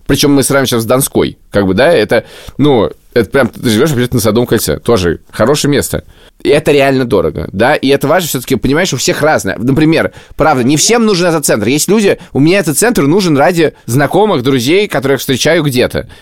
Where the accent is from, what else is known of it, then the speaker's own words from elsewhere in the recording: Moscow, Russia; also born or lived in Riga; Я вырос на Маяковке